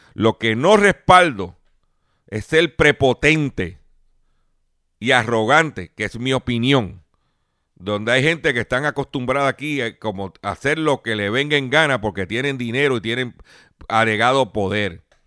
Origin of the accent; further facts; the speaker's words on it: Lares, Puerto Rico; en mi pueblo de Lares